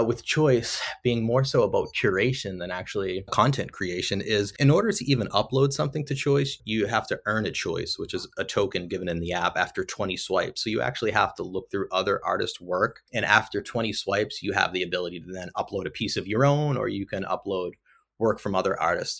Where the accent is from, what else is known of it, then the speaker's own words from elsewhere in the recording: Lowell, Massachusetts, United States; I'm from Lowell, Mass, just north of Boston. I grew up always drawing and creating as a kid. ultimately ended up going to UMass Lowell